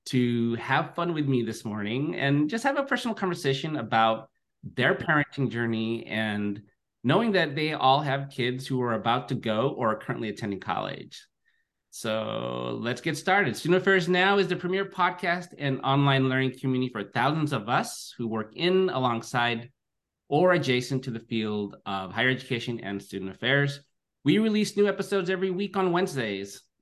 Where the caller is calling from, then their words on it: Livermore, California, United States; I'm zooming in from Livermore, California, which is the ancestral home of the unceded territory of the Ohlone Muwekma, the Chochenyo speaking people.